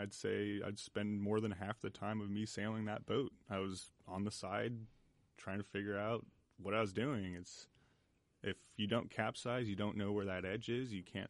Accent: Orinda, California, United States; I grew up in the East Bay, in Orinda.

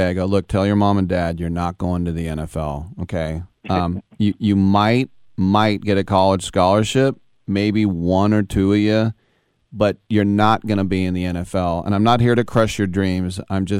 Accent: California, United States; I'm in my 50s. I grew up in California

